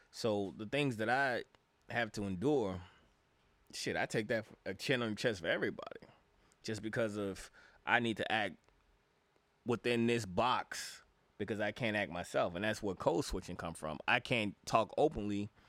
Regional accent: Chicago, Illinois, United States; When I was mean mugging, because I was from Chicago, was people when people said hello and good morning in the morning.

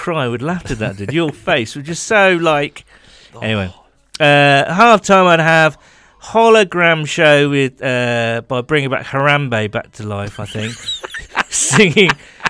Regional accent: California, United States; I am a Bengals fan first and always, but I grew up in Cali, so I am leaning towards a 49ers win.

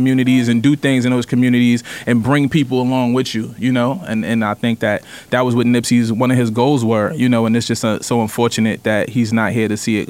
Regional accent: New York, United States; I'm from New York, but I've been to LA numerous times, and you grow up into that culture.

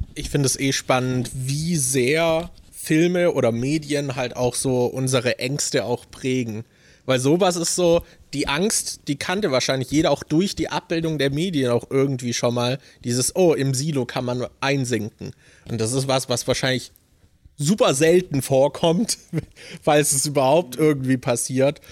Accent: Germany; als Deutscher

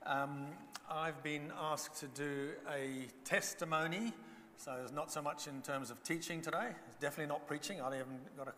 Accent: Zambia; first language Bemba; English is a second language; moved away; I grew up in Zambia, which is in southern Central Africa, about one country below the equator.

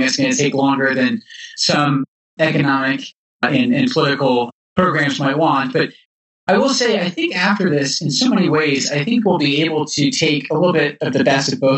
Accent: Edinburgh, Scotland, United Kingdom; also born or lived in Texas; now in Utah, United States; I was growing up as a boy in Scotland that going from Edinburgh, where I live, to see my grandmother in Glasgow

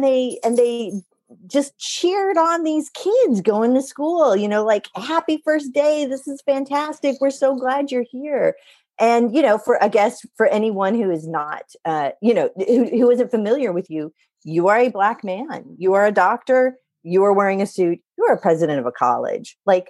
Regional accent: Covington, Louisiana, United States; also born or lived in California; I was born in Covington, Louisiana. Half my family lives there. I know I don't sound like it, but I grew up half Louisiana, half California.

